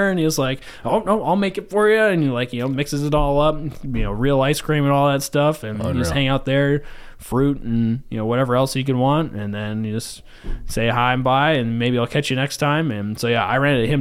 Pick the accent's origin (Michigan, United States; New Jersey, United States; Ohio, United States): Michigan, United States; Saginaw; moved away as an adult; now in Milwaukee, United States; my hometown just in Saginaw, just outside Saginaw